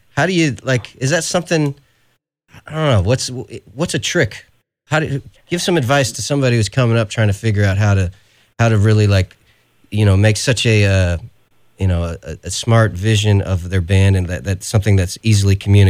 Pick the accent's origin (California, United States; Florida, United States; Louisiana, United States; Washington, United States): California, United States; let's not forget, I'm from California